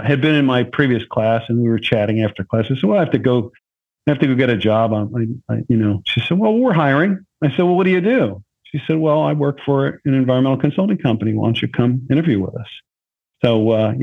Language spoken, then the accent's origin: English; near Philadelphia, Pennsylvania, United States; I grew up near Philadelphia